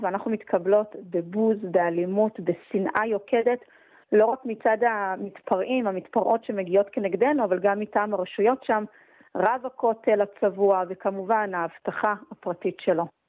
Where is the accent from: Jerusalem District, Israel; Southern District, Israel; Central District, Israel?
Jerusalem District, Israel; Jerusalem; בתור ירושלמית